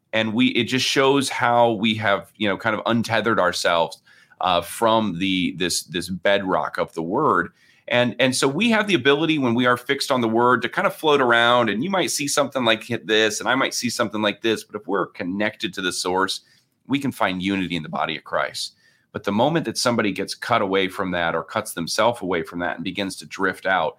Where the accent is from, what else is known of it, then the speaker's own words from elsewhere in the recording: Lake Michigan area, United States; And I grew up here basically on Lake Michigan, and I'm a terrible swimmer, which is, you know, funny for somebody who grew up near the lake.